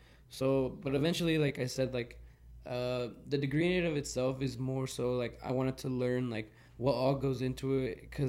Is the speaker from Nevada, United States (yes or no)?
yes; Las Vegas, Nevada, United States; I'm like, oh, dude, we're from America, we're from Vegas.